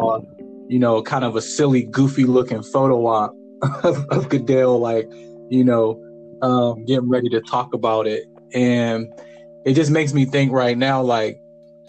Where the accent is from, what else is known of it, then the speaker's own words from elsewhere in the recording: Farrell, Pennsylvania, United States; now in Pittsburgh, United States; I'm originally from Farrell, PA, small town, Pennsylvania. I'm in Pittsburgh now